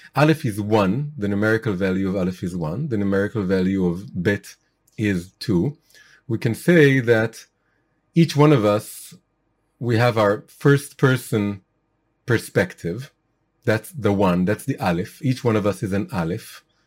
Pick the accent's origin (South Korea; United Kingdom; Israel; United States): Israel; I was born in Israel, I'm Israeli